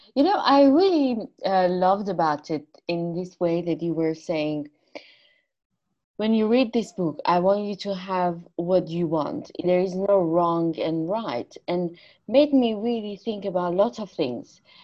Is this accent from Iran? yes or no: yes; Iran; moved away; I'm Armenian from Iran